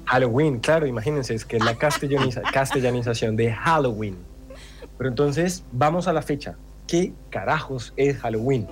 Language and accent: Spanish; Colombia; soy colombiano